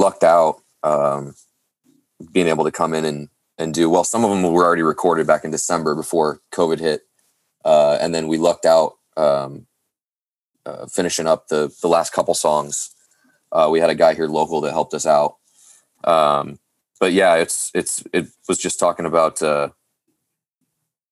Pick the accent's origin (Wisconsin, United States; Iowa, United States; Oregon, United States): Oregon, United States; south of Portland; also born or lived in Florida; I'm originally from Florida, but I grew up out west, just south of Portland, Oregon